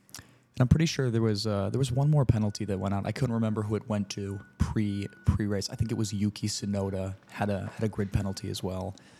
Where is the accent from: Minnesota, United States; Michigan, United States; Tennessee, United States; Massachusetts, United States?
Michigan, United States; Metro Detroit; moved away as an adult; now in Chicago, United States; I grew up outside of Metro Detroit. Came to, came to Chicago for school when I was eighteen. I've been here ever since